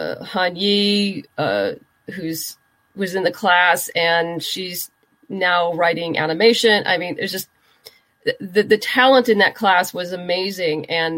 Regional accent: Southern California, United States; also born or lived in New York; I'm originally from Southern California. We bounced around a little bit between Los Angeles and the desert and then back to L.A. And I did end up leaving California for a while. I went to graduate school in New York and stayed on after I graduated, worked there for a while.

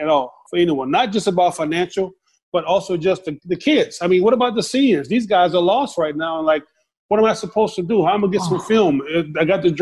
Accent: the South, United States; everybody was inspiration for me in my house growing up in the South

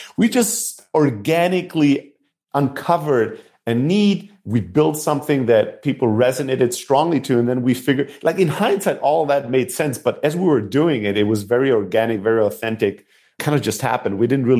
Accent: Germany; So, yeah, so I grew up in Germany, immigrant factory worker family.

